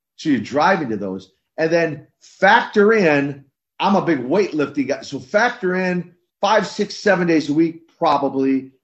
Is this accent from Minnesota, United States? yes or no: yes; Minnesota, United States; grew up in, in Minnesota